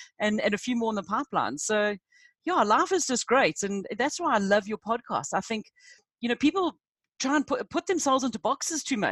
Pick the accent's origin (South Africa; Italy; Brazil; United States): South Africa; also born or lived in United Kingdom; I'm a South African